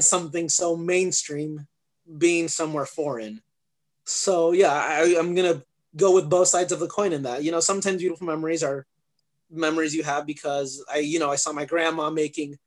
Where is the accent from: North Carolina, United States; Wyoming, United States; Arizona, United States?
Arizona, United States; also born or lived in England; I grew up here in Arizona.